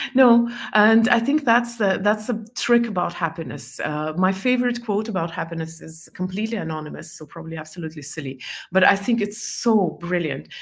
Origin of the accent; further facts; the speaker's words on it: Estonia; first language Estonian and Russian; English is a second language; moved away as an adult; also born or lived in Belarus / Scotland / New York; I lived in Estonia most of my life